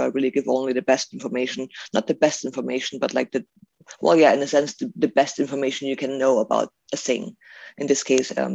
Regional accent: Germany; now in Auburn, United States; growing up in Germany, my mom and dad, my family, my dad family, they didn't really do anything with herbalism at all

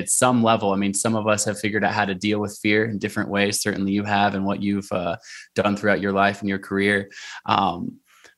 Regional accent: Portland, Oregon, United States; also born or lived in Olympia, Washington; growing up in Portland, Oregon

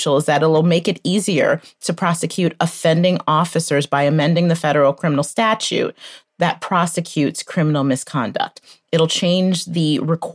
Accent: Detroit, Michigan, United States; I too am a Michigan native

